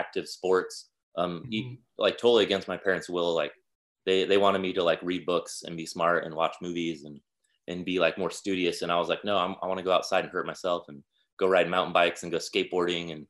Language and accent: English; Salt Lake City, Utah, United States; now in Chattanooga, United States; I was born in Salt Lake City, Utah in 1982